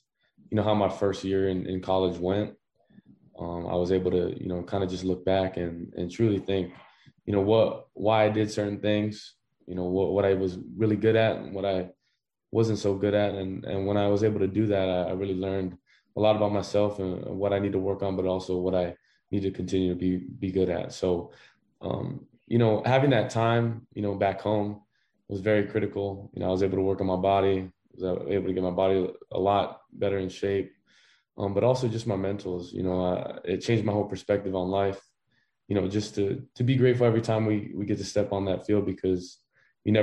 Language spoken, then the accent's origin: English; Hawaii, United States; growing up in Hawaii